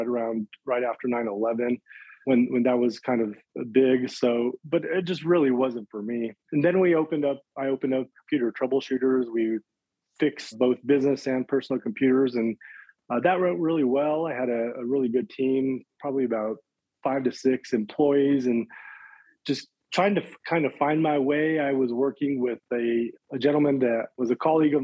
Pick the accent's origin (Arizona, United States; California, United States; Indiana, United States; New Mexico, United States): New Mexico, United States; Chimayo; also born or lived in Las Cruces, New Mexico; I was born and raised in a small town just north of Santa Fe, New Mexico, in a small town called Chimayo